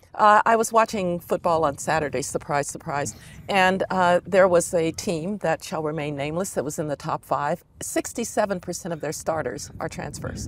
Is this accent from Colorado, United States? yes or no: yes; Denver, Colorado, United States; I grew up in Denver